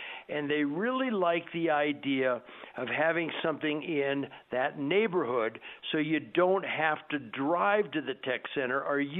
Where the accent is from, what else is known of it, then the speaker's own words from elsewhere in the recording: Southern California, United States; now in Colorado, United States; I'm from Southern California